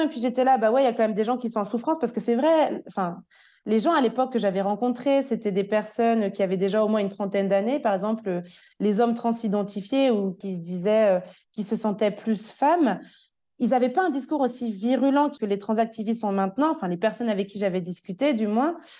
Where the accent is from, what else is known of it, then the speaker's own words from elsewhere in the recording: France; now in Switzerland; je suis une Française qui habite actuellement en Suisse